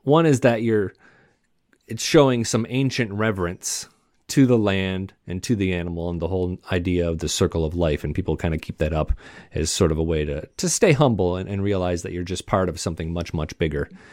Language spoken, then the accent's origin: English; Michigan, United States; I grew up in Michigan